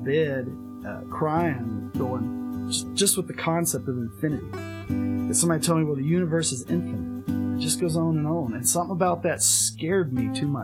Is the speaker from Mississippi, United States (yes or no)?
yes; Mississippi, United States; where I played Little League growing up in Mississippi